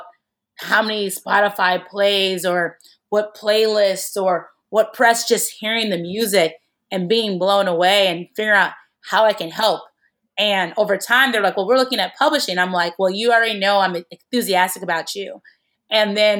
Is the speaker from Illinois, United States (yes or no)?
yes; Chicago, Illinois, United States; I'm from Chicago